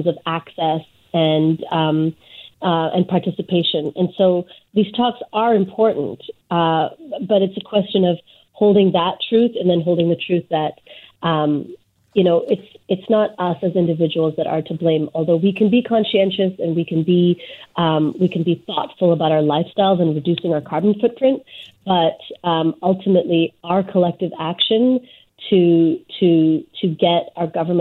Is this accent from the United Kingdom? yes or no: no; British Columbia, Canada; as British Columbians specifically, we have, you know, we have our own forest to point